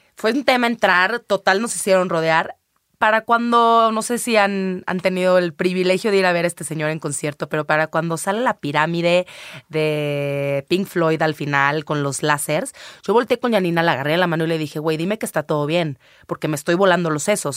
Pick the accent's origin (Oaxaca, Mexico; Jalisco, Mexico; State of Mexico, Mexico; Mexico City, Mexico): Jalisco, Mexico; Guadalajara; pero soy tapatía. Ahí nací, ahí crecí